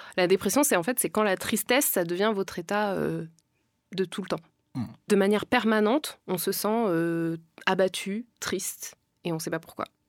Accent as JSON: {"language": "French", "country": "France", "tie": "born or raised there", "said": "je viens pas d'Afrique, je suis née en France"}